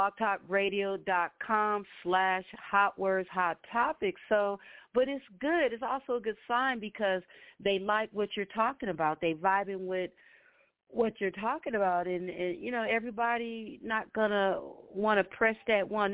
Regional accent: Compton, California, United States; both Symbolic and I, we're like from Compton

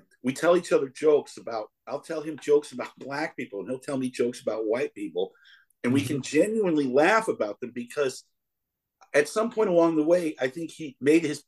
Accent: Connecticut, United States; now in Chicago, United States; I'm as white a dude as they come, man. I'm from Connecticut

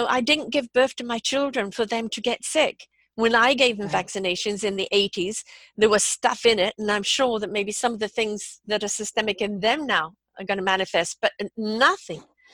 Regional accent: Canada; also born or lived in United Kingdom; I'm Canadian, I'm British Canadian

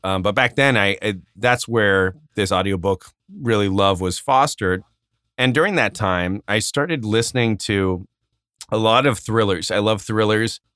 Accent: Arizona, United States; growing up in Arizona

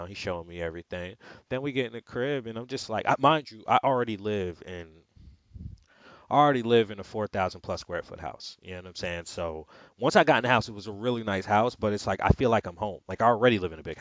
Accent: New York, United States; I'm from New York. Like, I've been robbed at gunpoint twice

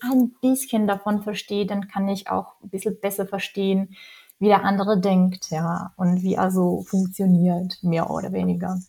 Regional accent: Czechia; German is a second language; moved away

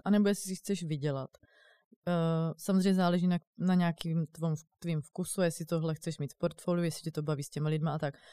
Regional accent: Brno, South Moravian Region, Czechia; now in Prague, Czech Republic; přijdu potom jako do Brna, eh, odkud pocházím

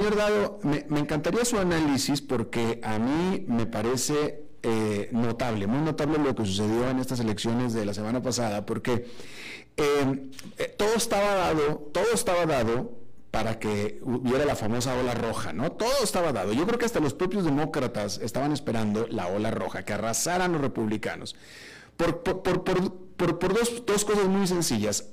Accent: Mexico; now in United States; yo como mexicano y también como mexicano y residente en Estados Unidos

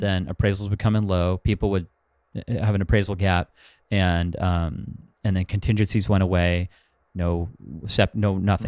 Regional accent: Huntington Beach, California, United States; also born or lived in Los Angeles, California / Bay Area, California; I'm from Huntington Beach, Orange County, where I live now, but I lived in L A for four years.

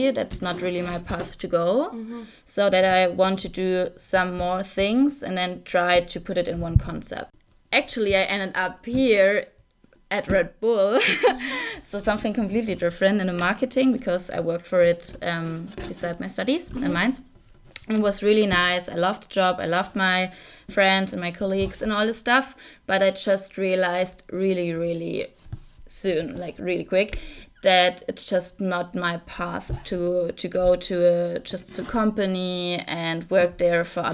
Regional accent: Saarland, Germany; also born or lived in Mainz; now in Munich, Germany; I'm actually from Saarland, like the really smallest part of Germany.

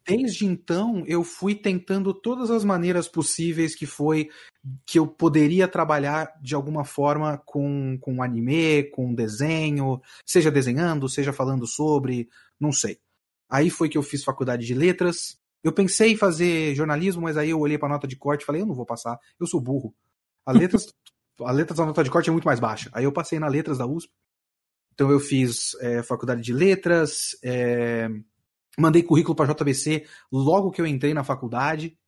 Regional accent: São Paulo, Brazil; ter nascido e sido, sido criado na cidade de São Paulo.

